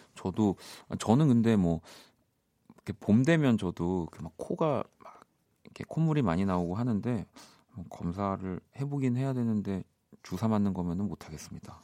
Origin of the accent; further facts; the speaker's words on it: South Korea; 우리는 좀 대한민국 사람은